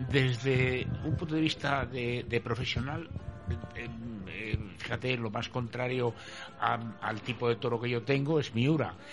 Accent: Bilbao, Basque Country, Spain; yo, es creo, que vengo de Bilbao

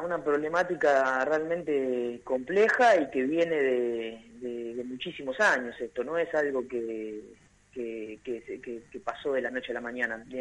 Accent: Argentina; como, argentinos

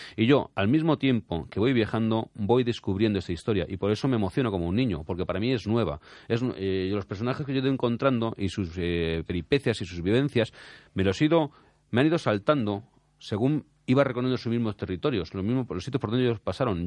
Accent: Spain; como español me enorgullece

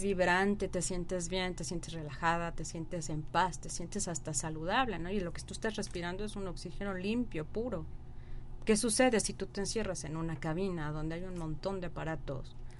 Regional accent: Mexico City, Mexico; soy nacida del DF

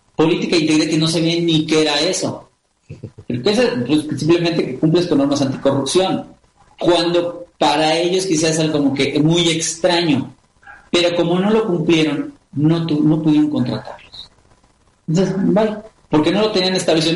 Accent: Mexico

